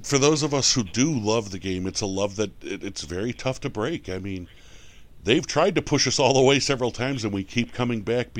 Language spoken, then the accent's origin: English; Buffalo, New York, United States; I'm from Buffalo, New York